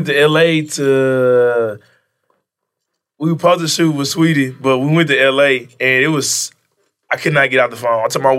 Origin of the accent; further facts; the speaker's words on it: Memphis, Tennessee, United States; man, I'm from Memphis?